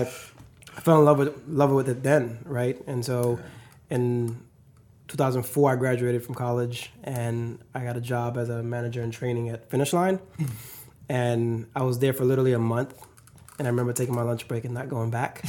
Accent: the South, United States; moved away as an adult; now in Seattle, United States; growing up in the South

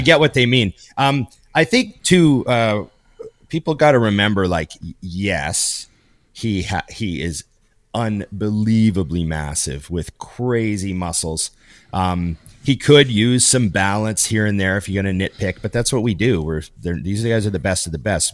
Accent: Canada; born or raised there

